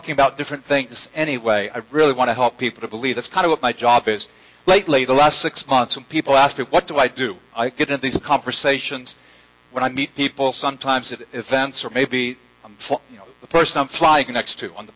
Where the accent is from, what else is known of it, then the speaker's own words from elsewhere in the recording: Jacksonville, Florida, United States; moved away; my hometown, Jacksonville, Florida